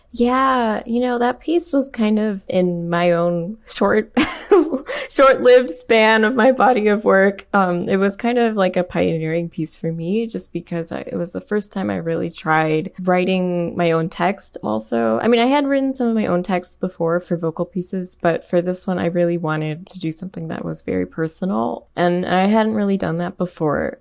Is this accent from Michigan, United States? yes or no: yes; Michigan, United States; I grew up in Michigan and not too far away from Flint